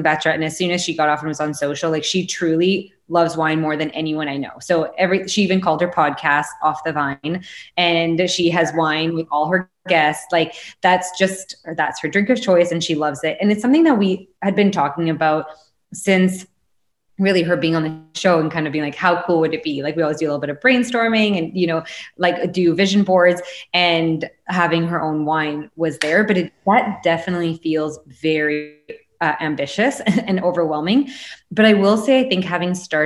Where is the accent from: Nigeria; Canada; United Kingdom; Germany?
Canada; being a Canadian.